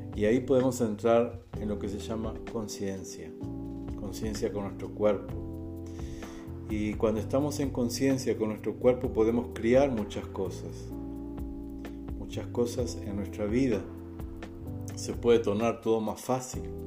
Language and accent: Spanish; Uruguay; moved away as an adult; now in Brazil; soy uruguayo, radicado aquí en el Brasil, ya 11 años